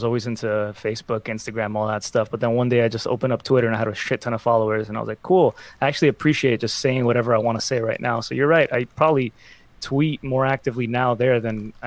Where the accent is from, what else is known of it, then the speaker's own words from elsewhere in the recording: Miami, Florida, United States; now in Los Angeles, United States; I grew up in Miami